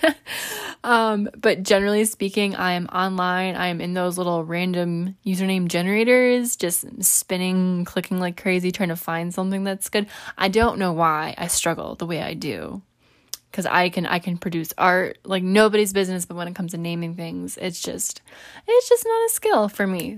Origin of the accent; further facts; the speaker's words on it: New York, United States; I'm also a New Yorker